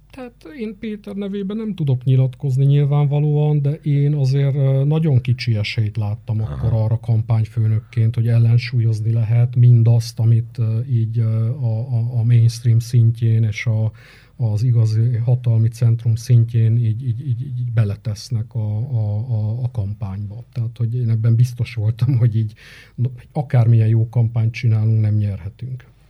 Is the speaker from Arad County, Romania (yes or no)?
yes; Arad, Arad County, Romania; moved away as an adult; now in Cluj-Napoca, Romania; én nem tagadtam meg soha az aradiságomat, fontosnak gondolom, és ezt a milliót is, amiben így, így én felnőttem